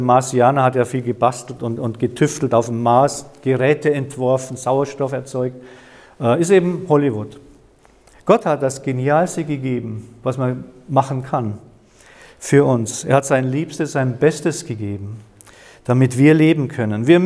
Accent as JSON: {"language": "German", "region": "Bavaria", "country": "Germany", "tie": "born or raised there", "said": "Nee, ich, bin, ich komme aus dem Chiemgau, aus dem, ich bin am Chiemsee aufgewachsen."}